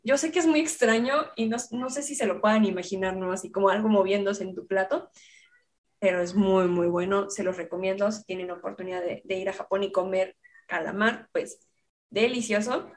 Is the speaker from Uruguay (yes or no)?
no; Mexico; los mexicanos tenemos